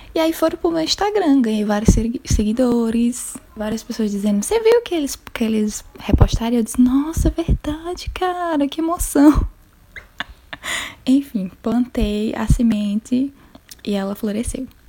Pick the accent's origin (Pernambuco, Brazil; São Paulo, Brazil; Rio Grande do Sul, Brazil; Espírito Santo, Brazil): Pernambuco, Brazil; Petrolina; eu sou de Petrolina, Pernambuco